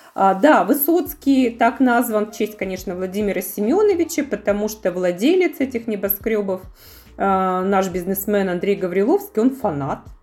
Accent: Yekaterinburg, Sverdlovsk Oblast, Russia; для меня, как для екатеринбурженки

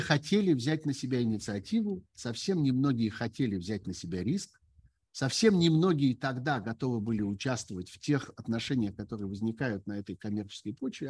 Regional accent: Russia; moved away as an adult; Я уехал из России еще весной прошлого года.

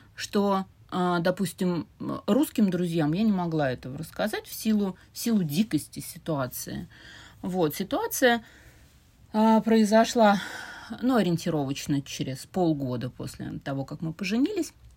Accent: Saint Petersburg, Russia; Я родилась и выросла в Петербурге, но тогда еще в Ленинграде

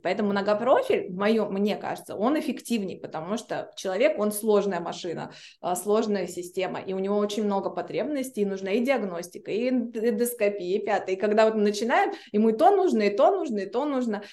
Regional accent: Blagoveshchensk, Amur Oblast, Russia; moved away as an adult; now in Saint Petersburg, Russia; я вообще из Благовещенска

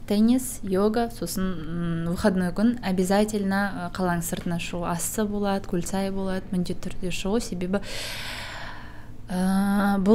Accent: Kazakhstan; now in Almaty, Kazakhstan; каспийдің қасында өстім теңізге барамын жүзіп келемін

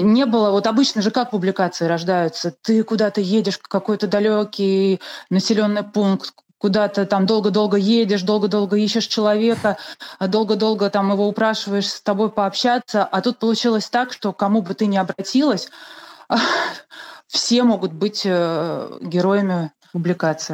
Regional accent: Russia; родилась в России

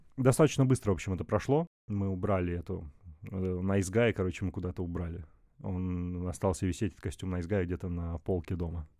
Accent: Chelyabinsk, Chelyabinsk Oblast, Russia; now in Moscow, Russia; Я не из Москвы, я из города Челябинск

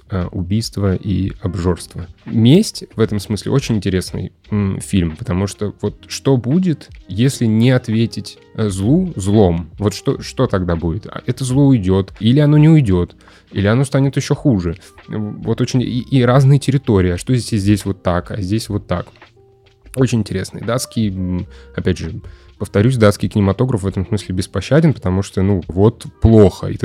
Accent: Russia; А, скажите, пожалуйста, я просто сам из Руси.

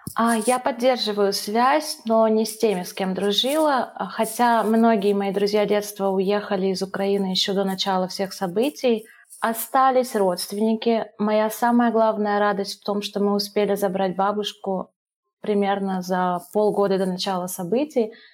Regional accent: Russia; moved away as an adult; also born or lived in Ivano-Frankivsk, Ukraine / Sri Lanka / Dubai, United Arab Emirates / Brazil; мы жили там до моих трех лет, потом, когда распался Союз, через пару лет мы переехали э, в Россию к маминой семье

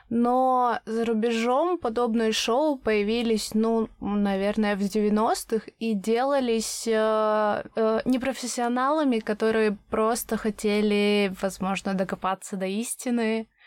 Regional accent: Siberia, Russia; мне как-то знакомый сказал, что я, как сибирячка, разговариваю медленнее, чем он.

